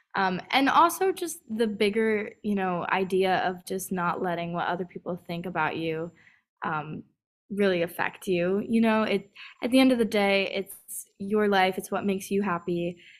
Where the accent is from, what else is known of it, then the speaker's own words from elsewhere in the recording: California, United States; also born or lived in San Diego / Rancho Cucamonga / North Carolina; I was born in San Diego, then I moved to, um, Rancho Cucamonga, which is kind of a, uh, inland part of L A, and then I moved to North Carolina, um, for about five years, and then I moved back to California